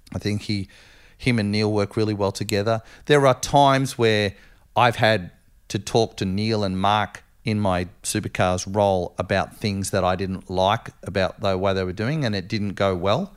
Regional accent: Australia; being Aussie

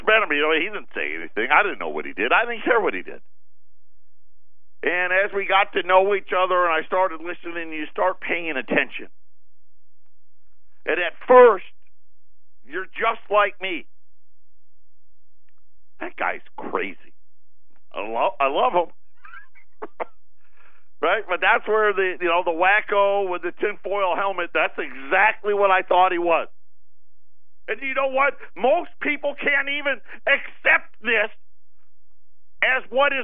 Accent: Syracuse, New York, United States; I'm a huge Syracuse fan. My hometown, that's where I was born and raised

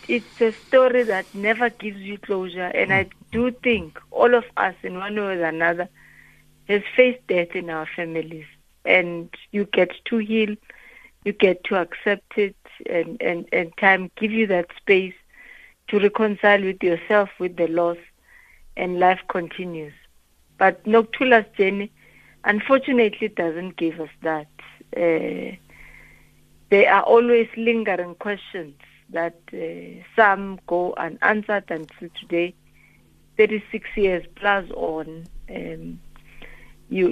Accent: Mpumalanga, South Africa; where we were born and bred in Petal, Mpumalanga

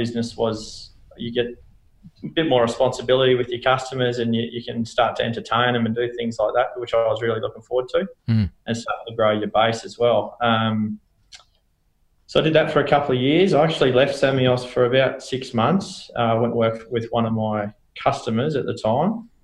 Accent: Toowoomba, Queensland, Australia; also born or lived in Canberra; pretty much born and bred in Toowoomba, born in Canberra, but moved up there when I was four and pretty much been in Toowoomba since I was four

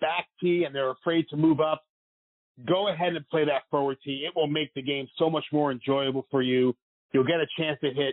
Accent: New York, United States; Me being the New Yorker

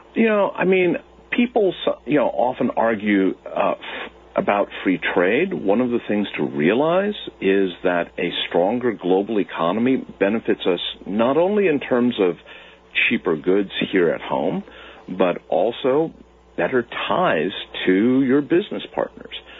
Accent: United States; as Americans

